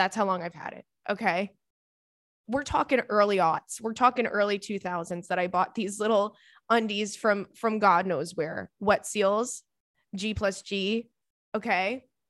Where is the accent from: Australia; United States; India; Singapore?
Australia; As always … I'm from Australia.